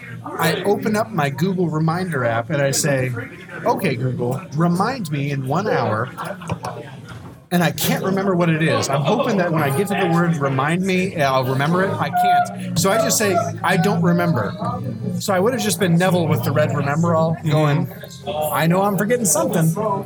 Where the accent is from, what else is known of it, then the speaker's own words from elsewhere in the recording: Canada; I'm a Canadian who sells beeswax.